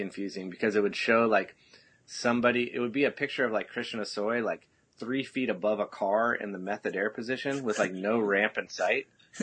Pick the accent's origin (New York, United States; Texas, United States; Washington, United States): Texas, United States; I grew up in Texas. My whole childhood